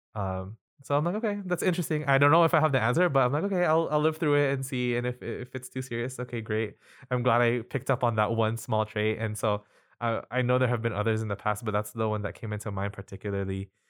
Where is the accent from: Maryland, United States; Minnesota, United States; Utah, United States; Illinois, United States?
Utah, United States; Salt Lake City; also born or lived in Quezon City, Philippines; was born in Quezon City and moved to the United States in two thousand one. So I've been here for about twenty years. I grew up in Salt Lake Valley